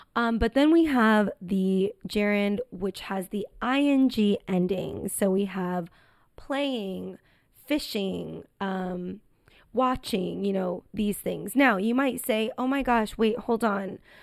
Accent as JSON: {"language": "English", "country": "United States", "accent": "American English", "said": "This is American English, and obviously because I'm American, I say on the weekends"}